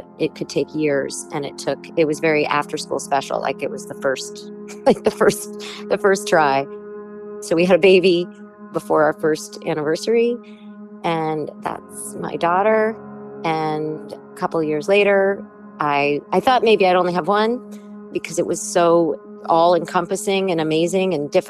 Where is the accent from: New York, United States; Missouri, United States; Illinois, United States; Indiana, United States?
New York, United States; moved away as an adult; also born or lived in Los Angeles; I'm from New York, I love New York